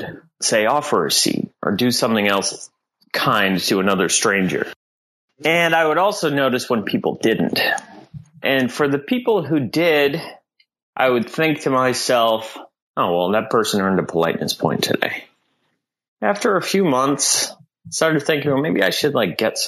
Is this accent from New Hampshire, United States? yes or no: yes; Southern New Hampshire, United States; now in Boston, United States; I grew up in New Hampshire